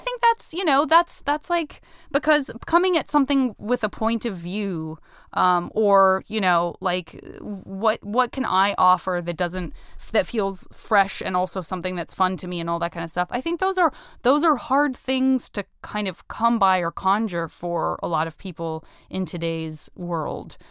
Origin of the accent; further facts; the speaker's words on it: Tucson, Arizona, United States; I'm from Tucson. I'm, it's a one hundred percent a city in which being a teenager means that, like, you just will be driving around